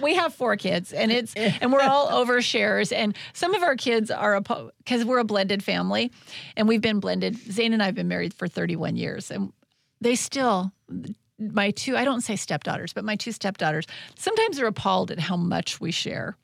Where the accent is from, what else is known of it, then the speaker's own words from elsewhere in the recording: Tenino, Washington, United States; moved away; growing up in Tenino, my small town